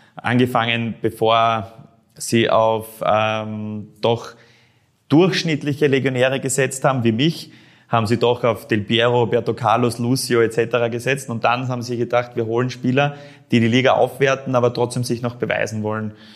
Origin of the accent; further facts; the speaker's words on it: Styria, Austria; Sturm Graz dann doch mein Verein als Steirer ist